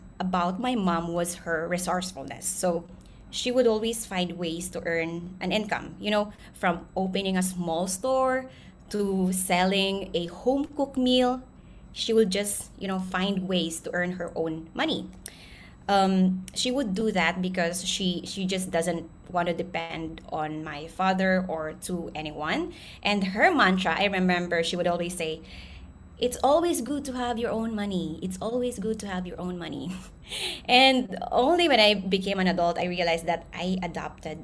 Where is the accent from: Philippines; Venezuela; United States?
Philippines; now in Singapore; I was born and raised in the Philippines, and I grew up in a low-income household